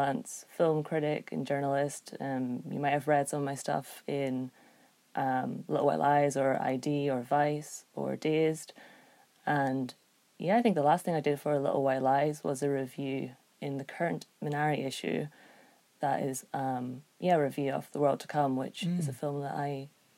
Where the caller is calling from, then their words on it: Belfast, Northern Ireland, United Kingdom; I am, but I'm calling from Belfast, actually, in Ireland